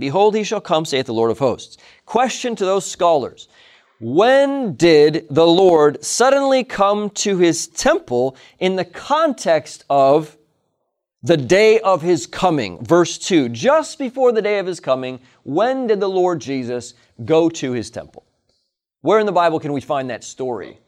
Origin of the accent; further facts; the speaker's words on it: Hinsdale, Illinois, United States; I'm a native of Hinsdale, Illinois. I was born in Hinsdale Hospital